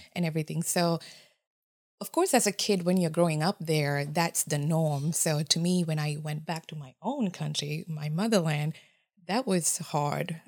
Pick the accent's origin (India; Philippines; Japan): Japan; first language Japanese; English is a second language; moved away as an adult; also born or lived in Sri Lanka; now in Columbus, United States; I'm from Sri Lanka, however, I grew up in Japan. Um, Though the f, my first language is Japanese. So English is my third language.